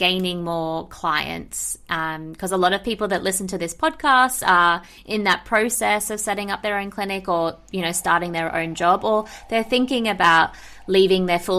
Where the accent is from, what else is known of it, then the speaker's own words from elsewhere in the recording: Sydney, New South Wales, Australia; moved away; I came from Sydney, Australia